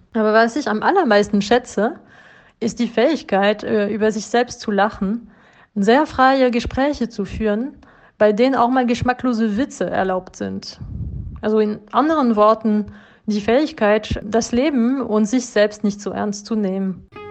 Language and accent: German; France; German is a second language; Als Französin bin ich stolz auf unsere Kultur